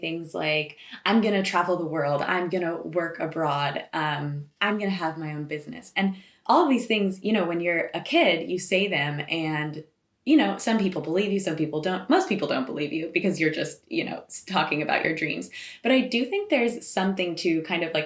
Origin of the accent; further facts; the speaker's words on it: Boulder, Colorado, United States; moved away as an adult; also born or lived in Southern California; now in Switzerland; I was born and raised in Boulder, Colorado, and then I went to university in Southern California